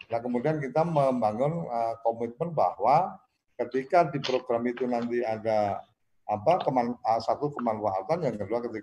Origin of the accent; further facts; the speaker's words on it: Temanggung, Central Java, Indonesia; kebetulan aku orang Temanggung, pas aku pulang ke Temanggung